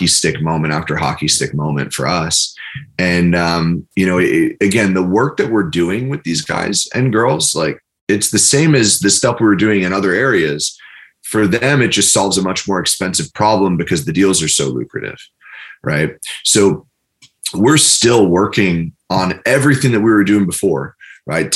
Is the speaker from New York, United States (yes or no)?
yes; New York, United States; I'm from New York